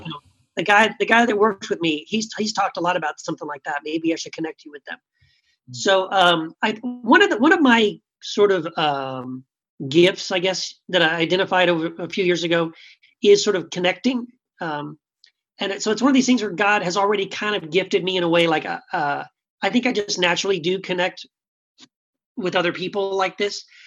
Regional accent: El Paso, Texas, United States; moved away as an adult; also born or lived in California; this is my hometown. I grew up here.

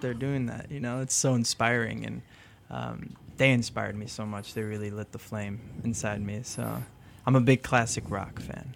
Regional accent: Chicago, Illinois, United States; first language French; English is a second language; also born or lived in France; I grew up in Lincoln Park

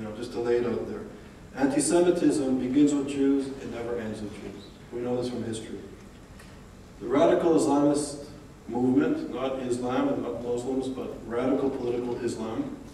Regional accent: Montreal, Quebec, Canada; moved away; also born or lived in New Haven, Connecticut; Growing up in Montreal in the 80s and being on a university campus

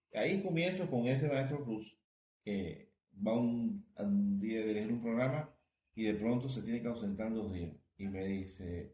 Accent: Matanzas, Cuba; Yo comienzo mis estudios en mi ciudad natal, Matanzas

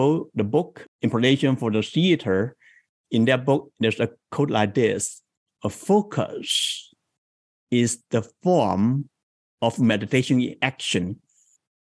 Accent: China; moved away as an adult; now in San Jose, United States; I came from China into the US 21 years ago.

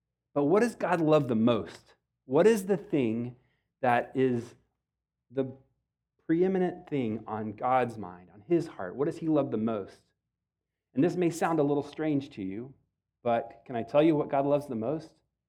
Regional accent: Texas, United States; I grew up in Texas. I've been here my whole time, well, a brief stint in Ohio

